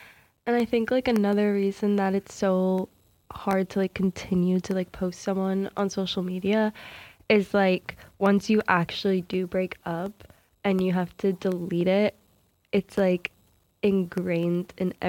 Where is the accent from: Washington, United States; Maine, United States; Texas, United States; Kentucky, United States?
Maine, United States; I'm from Maine, so, like, this kid goes to Portland, which is, like